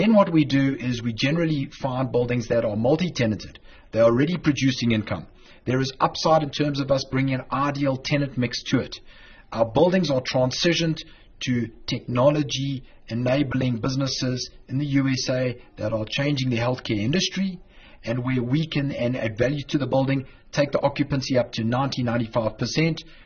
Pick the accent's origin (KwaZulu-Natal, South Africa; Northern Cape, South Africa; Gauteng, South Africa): KwaZulu-Natal, South Africa; Durban; moved away as an adult; now in Westchester, United States; I'm originally from Durban. I'm a South African